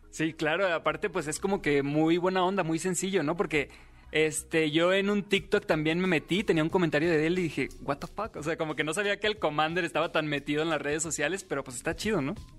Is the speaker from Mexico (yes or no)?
yes; Los Mochis, Sinaloa, Mexico; moved away; yo nací en Los Moches, Sinaloa. Ya tengo algunos años viviendo aquí